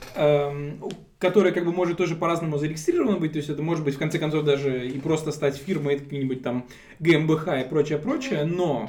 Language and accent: Russian; Tashkent, Uzbekistan; moved away as an adult; now in Germany; родился и вырос я в Узбекистане, в городе Ташкенте. 20 лет я там прожил